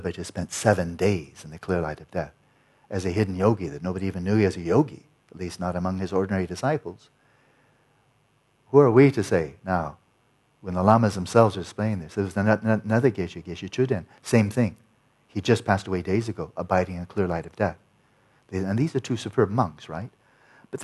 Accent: California, United States; I'm from California

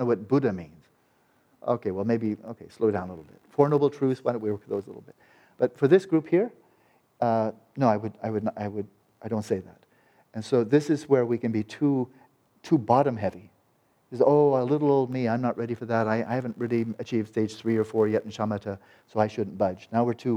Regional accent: United States; an American boy

